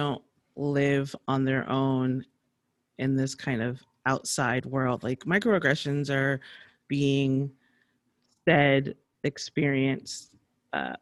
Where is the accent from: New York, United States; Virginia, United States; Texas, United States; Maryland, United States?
New York, United States; moved away as an adult; now in Bay Area, United States; growing up in New York and going on the Metro North